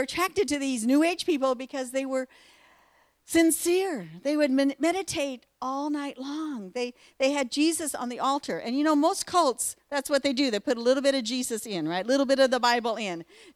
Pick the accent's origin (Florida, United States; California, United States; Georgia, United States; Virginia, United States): California, United States; Southern; also born or lived in Paradise, California / Philippines; We are from Paradise, California, originally from Southern California, but we moved up here when I was pregnant with our first child in 1975